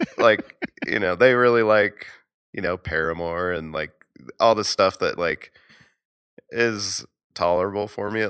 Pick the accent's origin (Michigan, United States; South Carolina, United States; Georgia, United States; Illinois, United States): Georgia, United States; Atlanta; Yeah, I always remember … because I'm from Atlanta, baby.